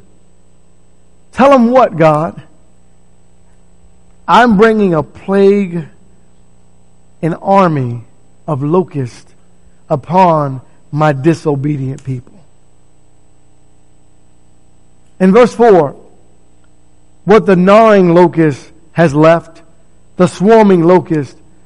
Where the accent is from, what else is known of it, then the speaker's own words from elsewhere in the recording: D.C. area, Maryland, United States; I grew up in the Maryland, D.C. area